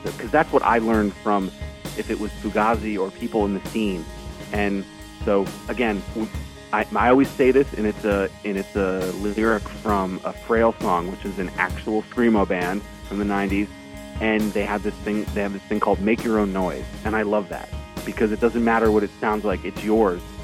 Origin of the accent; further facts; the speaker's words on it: Burlington, Vermont, United States; I grew up in Vermont, and so Bernie Sanders was the mayor when I was growing up